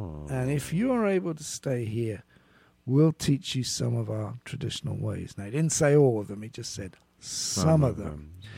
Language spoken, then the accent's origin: English; United Kingdom; I think what you just talked about my being British, I think helped here.